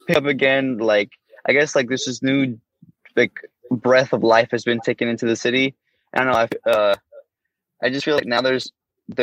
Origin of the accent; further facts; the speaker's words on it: Brownsville, Texas, United States; growing up in Brownsville